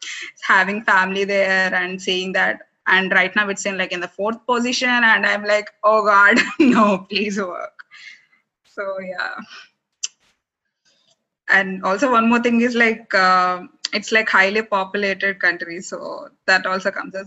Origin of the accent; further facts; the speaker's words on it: India; now in Sweden; coming from my home country, India